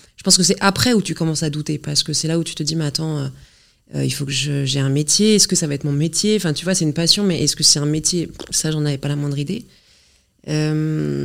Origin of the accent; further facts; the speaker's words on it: Normandy, France; je viens d'un petit village de Normandie.